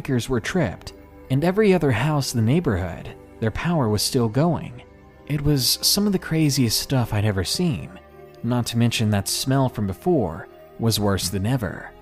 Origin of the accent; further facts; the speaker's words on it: Arkansas, United States; my home state of Arkansas